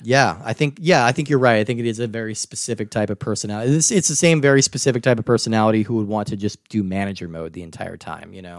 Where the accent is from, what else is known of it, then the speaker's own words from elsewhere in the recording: United States; growing up in America